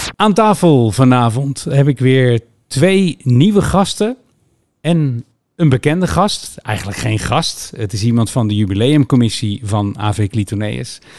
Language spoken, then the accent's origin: Dutch; Linschoten, Utrecht, Netherlands; also born or lived in Rotterdam; ik kom uit Rotterdam en ik was zeven toen ik hier... Ik, ik begon in Linschoten dan uiteindelijk